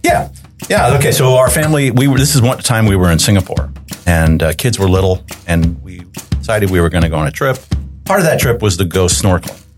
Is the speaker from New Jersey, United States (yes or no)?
yes; New Jersey, United States; I grew up in New Jersey, so I'm a Jersey guy